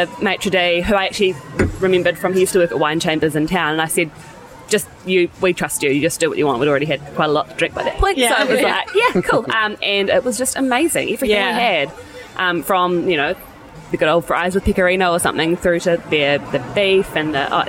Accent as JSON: {"language": "English", "town": "Christchurch", "region": "Canterbury", "country": "New Zealand", "moved": "as an adult", "lives_now": "Auckland, New Zealand", "said": "But I've lived in Auckland for about 5 years now. I'm originally from Christchurch"}